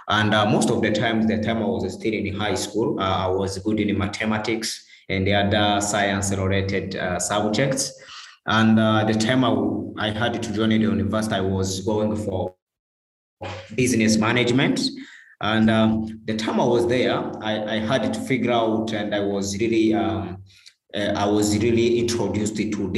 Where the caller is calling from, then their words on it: Kigali, Rwanda; I'm the founder of Umurava Work, and I'm speaking from Kigali, Rwanda.